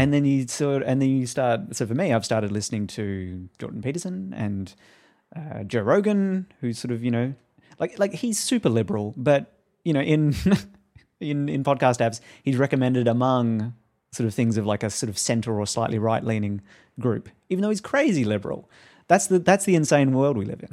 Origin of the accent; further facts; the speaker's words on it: Australia; now in United States; I wasn't even living in America at that point. I'm Australian